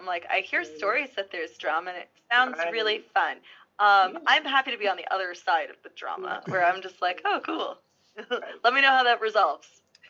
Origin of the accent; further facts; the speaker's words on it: New Rochelle, New York, United States; now in Massachusetts, United States; I was a 10506 for a little while. I originally grew up in New Rochelle, which is just outside of New York City. I live in Massachusetts now, just outside of Boston. So I went from like kind of a big city to a kind of a small city.